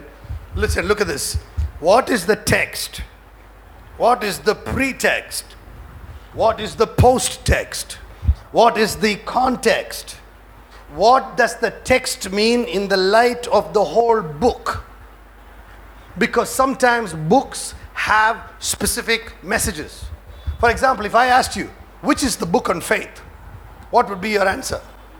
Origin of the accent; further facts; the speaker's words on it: New York, United States; I come from, you know, I come from New York. So I can't really cover my head now.